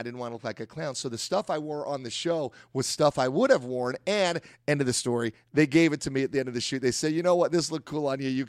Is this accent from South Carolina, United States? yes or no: no; Philadelphia, Pennsylvania, United States; also born or lived in Englewood; I was born on the East Coast and in Englewood, New Jersey, where most people who end up in Hollywood are born. And after that, I moved to Philadelphia.